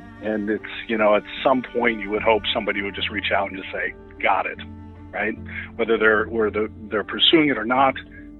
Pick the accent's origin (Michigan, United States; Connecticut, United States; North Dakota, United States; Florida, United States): North Dakota, United States; Williston; growing up in Williston